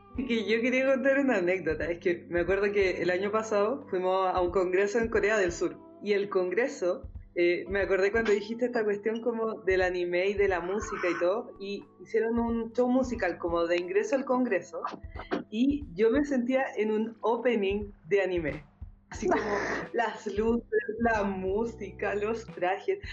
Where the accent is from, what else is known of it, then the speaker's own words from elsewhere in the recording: Santiago, Santiago Metropolitan Region, Chile; como santiaguino, santiaguina